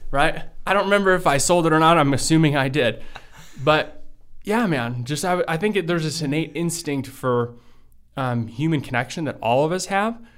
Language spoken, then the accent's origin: English; Livonia, Michigan, United States; English is a second language; also born or lived in Belgium; when I first moved to the United States, I was From Belgium. From Belgium, right? So I moved here a week before my fifth birthday. We moved to, um, you know, like in Livonia, Michigan.